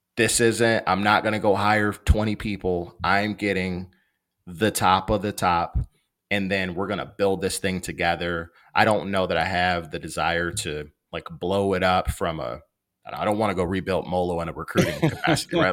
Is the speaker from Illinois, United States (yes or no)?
yes; Maywood, Illinois, United States; I grew up in Maywood. It's the west side of Chicago